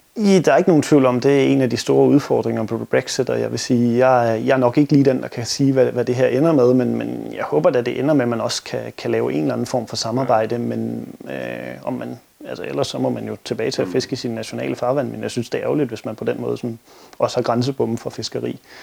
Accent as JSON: {"language": "Danish", "country": "Denmark", "said": "som danskere"}